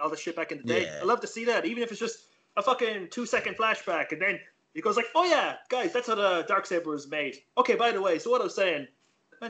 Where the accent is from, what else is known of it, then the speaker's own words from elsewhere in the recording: Ireland; we're really polite in Ireland. Like, we say sorry every few fucking seconds